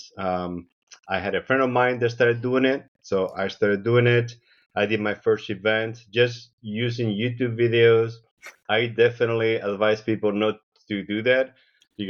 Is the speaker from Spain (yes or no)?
yes; Spain; now in Seattle, United States; I was born in Spain. I moved to the U.S. about 30 years ago.